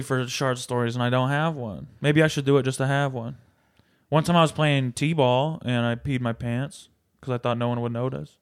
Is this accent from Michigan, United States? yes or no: yes; Michigan, United States; now in Los Angeles, United States; I grew up in Michigan